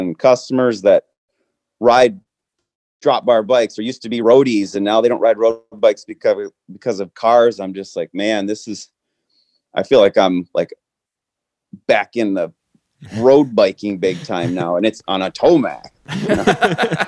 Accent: Michigan, United States; also born or lived in California / Traverse City, Michigan; I'm originally from Michigan. I moved out west to California just out of high school, and then back to Michigan.

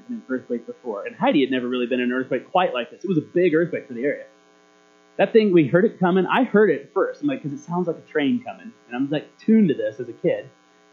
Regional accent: Alaska, United States; moved away; also born or lived in Marysville; When I was a kid growing up in Alaska, earthquakes were a very, very common thing

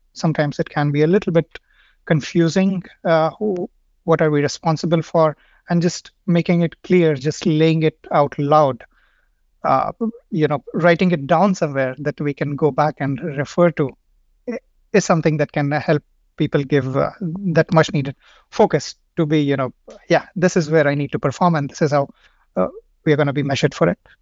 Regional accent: India; moved away as an adult; now in Stockholm, Sweden; I come from India. I've been living here in, uh, Stockholm for five years now.

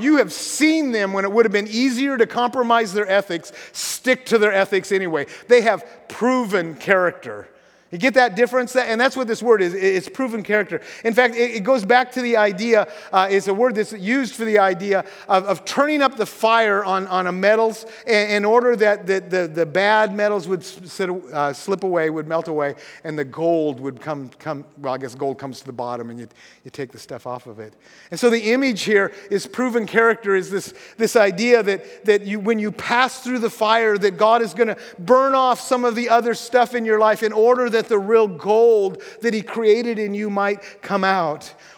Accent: Washington, United States; I grew up in Grays Harbor, and I love the ocean most of all in the winter.

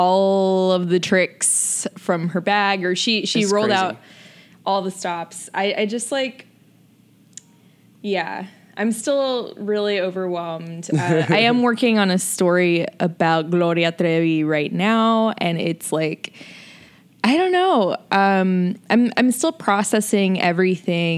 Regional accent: Jacksonville, Florida, United States; where I grew up in Jacksonville, Florida

